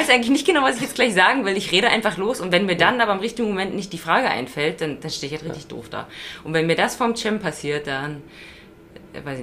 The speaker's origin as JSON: {"language": "German", "region": "Brandenburg", "country": "Germany", "said": "Also bei uns in Brandenburg, da gibt es ja so Radwege, wo so die, die Wurzeln der Bäume so hoch wachsen"}